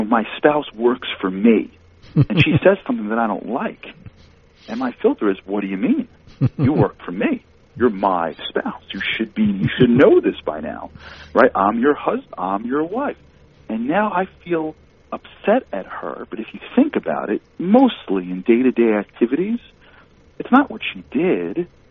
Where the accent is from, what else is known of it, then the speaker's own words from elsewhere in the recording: New York, United States; I grew up in New York